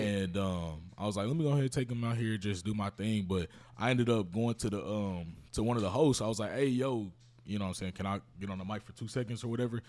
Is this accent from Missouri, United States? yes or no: yes; Kansas City, Missouri, United States; I'm from Kansas City